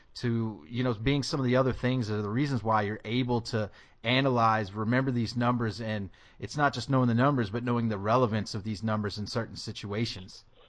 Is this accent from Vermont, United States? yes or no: no; Tennessee, United States; moved away; I'm from Tennessee